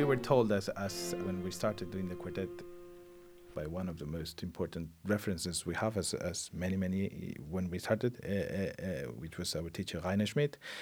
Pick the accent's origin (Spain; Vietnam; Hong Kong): Spain; English is a second language; in my home country, which has still huge deficits in uh, in talking other languages than our own